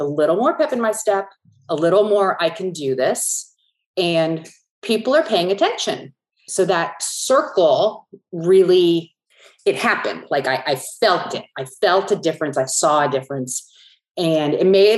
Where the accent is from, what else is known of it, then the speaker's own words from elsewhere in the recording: San Francisco Bay Area, California, United States; I grew up in the San Francisco Bay Area where there were no horses.